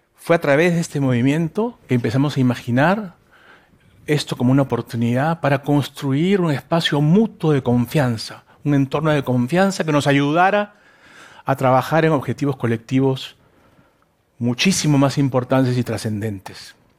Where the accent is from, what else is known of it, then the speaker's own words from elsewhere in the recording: Lima, Peru; yo soy limeño, hijo de toda la sangre